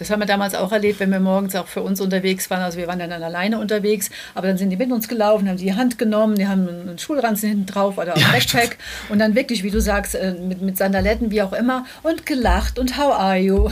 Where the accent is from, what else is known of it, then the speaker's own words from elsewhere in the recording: Germany; bei uns in Deutschland